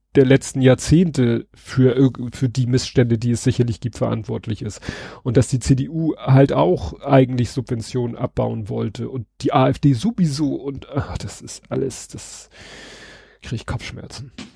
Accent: Hamburg, Germany; als Hamburger

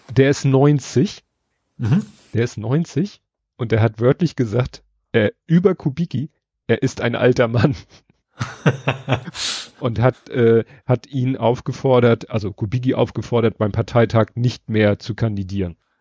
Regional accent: Hamburg, Germany; als Hamburger

